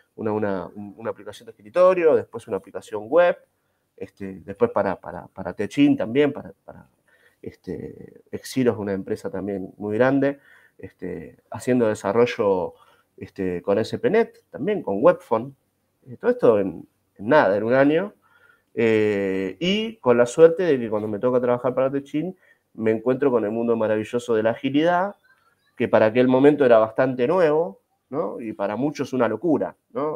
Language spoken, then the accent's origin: Spanish; Ezeiza, Buenos Aires Province, Argentina; Yo soy de Seiza, provincia de Buenos Aires